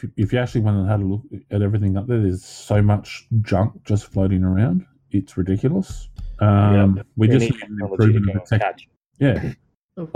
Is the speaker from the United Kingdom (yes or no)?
no; Australia